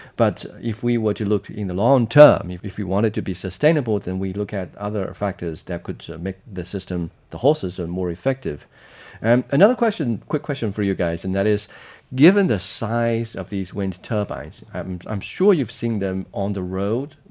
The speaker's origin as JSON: {"language": "English", "region": "Jiangxi", "country": "China", "tie": "born or raised there", "said": "in Jiangxi province, my hometown"}